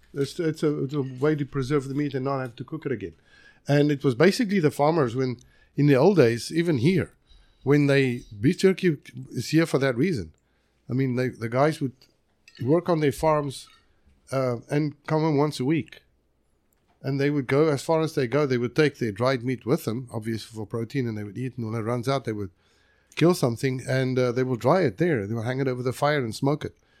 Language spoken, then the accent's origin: English; South Africa; now in United States; I am from South Africa